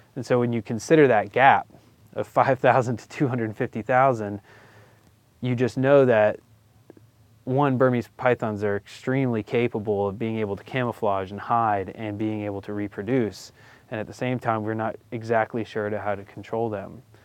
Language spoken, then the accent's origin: English; Florida, United States; I grew up in Florida, so my backyard wilderness was swamp.